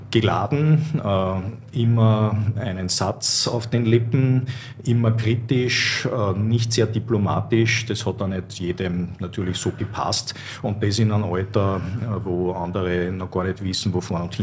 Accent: Vienna, Austria; ich als Wiener auch noch dazu, naja, die haben mich schon sehr seltsam angeschaut.

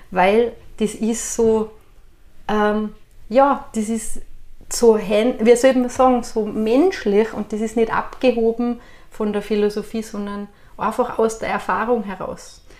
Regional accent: Styria, Austria; Dann sage ich, was ist das bei Steirer? Ist das Inker Wasser oder was? Dann sage ich, ganz einfach, wir sind furchtlos.

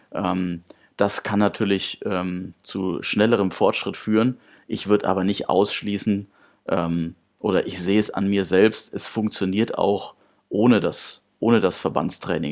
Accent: Karlstadt, Bavaria, Germany; ich habe angefangen beim TSV Karlstadt. Das ist der Ort, wo ich geboren bin und auch meine komplette Jugend verbracht habe

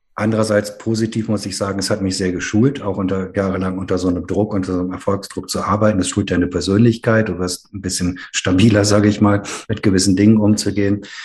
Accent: Ruhr area, North Rhine-Westphalia, Germany; Ich bin ja in der Gemeinde meiner Eltern groß geworden, äh, evangelisch sprechliche Gemeinde im Ruhrgebiet

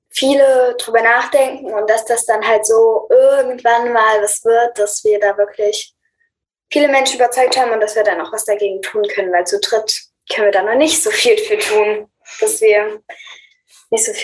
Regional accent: Leipzig, Saxony, Germany; wir sind elf und zwölf Jahre alt und wir kommen aus Leipzig.

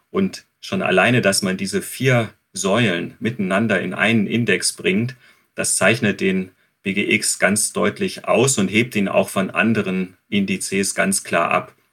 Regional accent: Germany; Wie steht es um die Alten und die Krankenpflege bei uns in Deutschland?

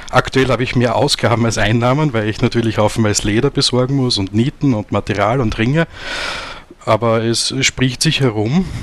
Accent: Austria; Und vor eineinhalb Jahren haben wir dann ein Lokal in Graz gefunden, also in Österreich, bin aus Österreich.

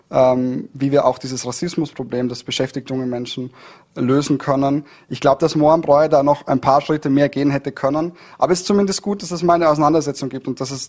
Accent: Dornbirn, Vorarlberg, Austria; Also ich bin in Dornbirn aufgewachsen und ich bin sehr gerne in Dornbirn aufgewachsen.

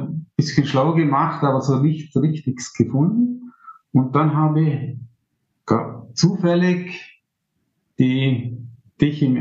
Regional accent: Vorarlberg, Austria; Ich komme aus dem Montafon das ist ganz im Westen von Österreich.

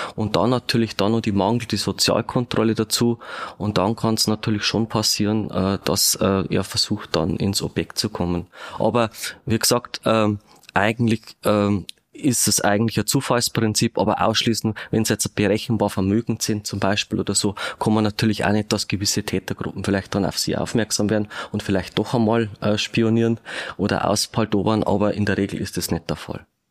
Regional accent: Regensburg, Bavaria, Germany; moved away; ich bin in Ringsburg geboren, habe zwar dann eine Zeit lang nicht mehr in Regensburg gewohnt

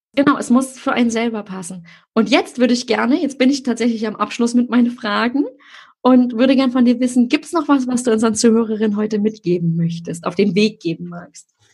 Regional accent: Berlin, Germany; ich komme ja nur aus Berlin-Friedrichshain

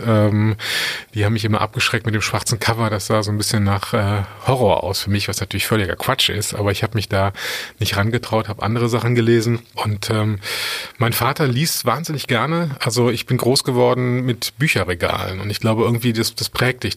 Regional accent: Cologne, North Rhine-Westphalia, Germany; also born or lived in Adelaide, Australia; ich als Kölner

